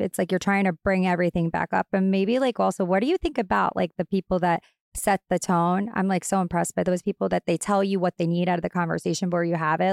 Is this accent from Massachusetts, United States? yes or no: no; Long Island, New York, United States; I'm straight up from Long Island. I'm very Long Island